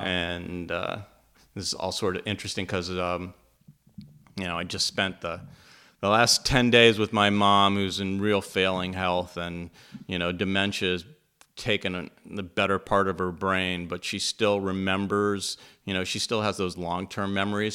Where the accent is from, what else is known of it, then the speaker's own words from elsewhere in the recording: Pittsburgh, Pennsylvania, United States; I grew up in Pittsburgh, Pennsylvania